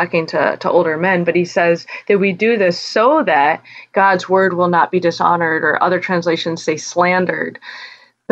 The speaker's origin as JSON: {"language": "English", "region": "Wyoming", "country": "United States", "tie": "born or raised there", "said": "I grew up in Wyoming where churches are small"}